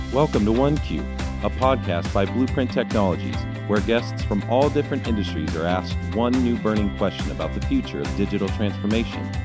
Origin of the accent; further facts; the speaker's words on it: Los Angeles, California, United States; moved away; I grew up in grew up